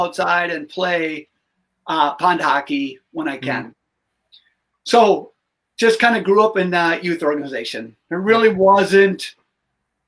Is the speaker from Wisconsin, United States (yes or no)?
yes; Madison, Wisconsin, United States; I grew up in Madison